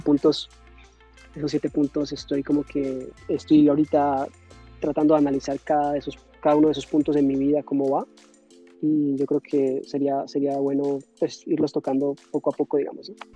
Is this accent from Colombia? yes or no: yes; Yumbo, Valle del Cauca, Colombia; moved away as an adult; also born or lived in Cali; now in New York, United States; yo soy de Colombia, nací en Cali, me crié en un pueblo cerca de Cali que se llama Jumbo. Eh, y eso es el valle